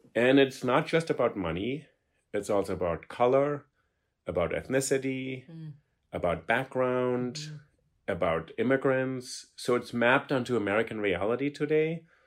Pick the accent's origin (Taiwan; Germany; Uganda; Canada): Germany; now in New York, United States; I grew up in Germany and I speak German